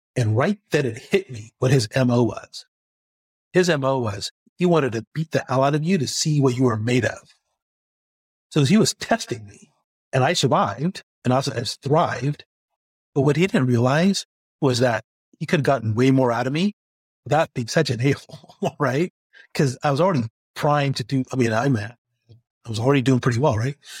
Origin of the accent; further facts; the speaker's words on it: United States; also born or lived in China / Singapore; I'm the American expat